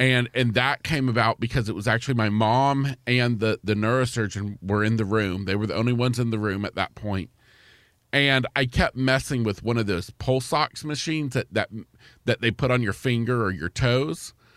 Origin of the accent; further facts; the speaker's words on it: East Central Florida, United States; grew up in, uh, East Central Florida